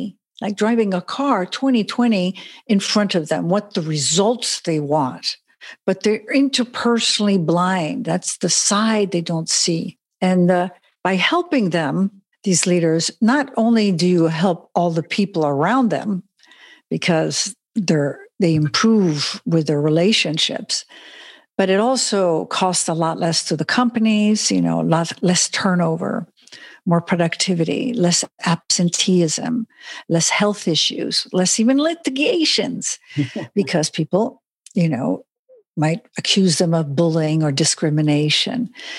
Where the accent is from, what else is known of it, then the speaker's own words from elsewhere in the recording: Switzerland; English is a second language; also born or lived in Germany / Italy / Spain; now in Las Vegas, United States; So I'm a Swiss and American, and I grew up in Europe, Switzerland, Germany, Italy, and Spain. And now recently, since 4 years, I'm in Las Vegas.